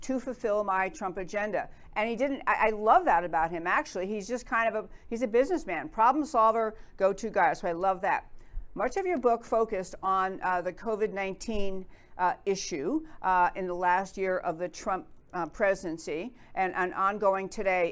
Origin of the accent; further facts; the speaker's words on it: New York, United States; I grew up in New York